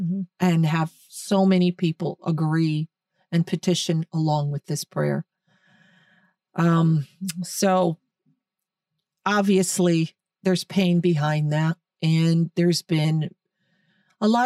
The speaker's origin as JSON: {"language": "English", "country": "United States", "said": "We're American. This is America"}